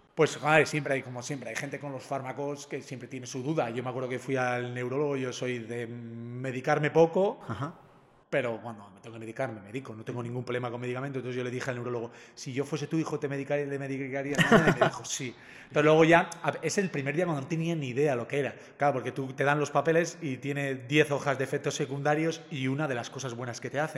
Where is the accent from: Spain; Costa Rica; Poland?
Spain; Zumárraga, Basque Country; en mi pueblo en Zumárraga teníamos hospital